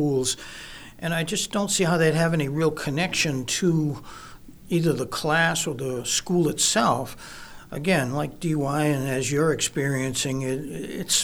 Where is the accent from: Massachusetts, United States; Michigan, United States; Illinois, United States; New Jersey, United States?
Massachusetts, United States; Brewster; also born or lived in Oregon; growing up here on the Cape, I grew up in Brewster, that's where I lived